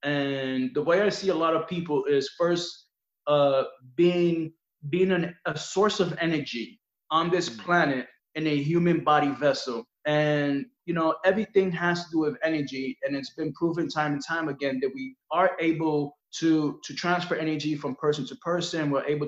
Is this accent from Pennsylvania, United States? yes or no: no; Brooklyn, New York, United States; Yeah, born and raised.